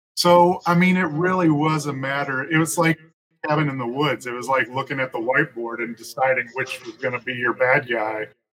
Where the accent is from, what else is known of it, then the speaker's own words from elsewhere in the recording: Jackson, Tennessee, United States; also born or lived in California / Memphis, Tennessee / Nashville, Tennessee; So Tennessee's the only home I ever